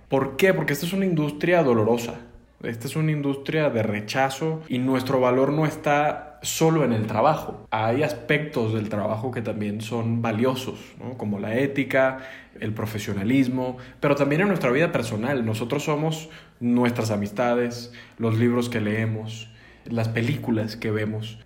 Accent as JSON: {"language": "Spanish", "country": "Venezuela", "also_born_or_lived": "Los Angeles, United States", "moved": "yes", "lives_now": "Mexico City, Mexico", "said": "como venezolano"}